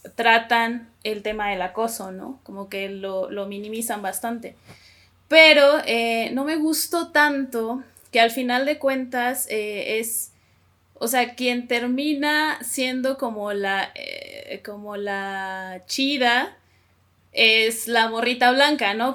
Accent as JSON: {"language": "Spanish", "region": "Coahuila", "country": "Mexico", "moved": "yes", "lives_now": "Mexico City, Mexico", "said": "soy de Coahuila, sí, soy norteña y ahorita vivo en la Ciudad de México."}